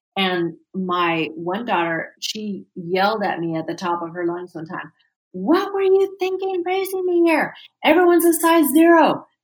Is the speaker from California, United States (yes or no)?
yes; California, United States; I am a native Californian of the United States. I was born and raised in California